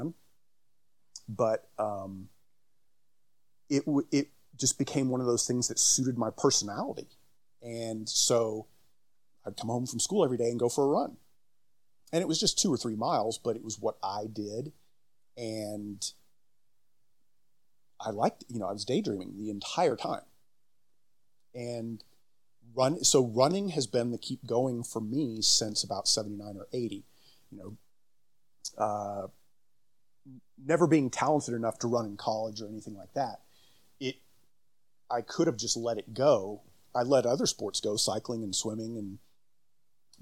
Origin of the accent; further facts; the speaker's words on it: Dallas, Texas, United States; also born or lived in New Mexico; I was born in Dallas